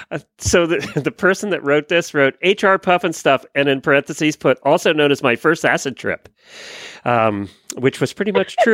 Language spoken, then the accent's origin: English; Pennsylvania, United States; born or raised there; now in Ocala, United States